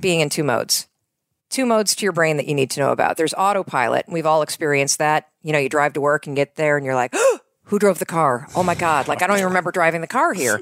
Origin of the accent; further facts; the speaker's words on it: North Muskegon, Michigan, United States; moved away as an adult; also born or lived in New York / Boston; So I grew up in Western Michigan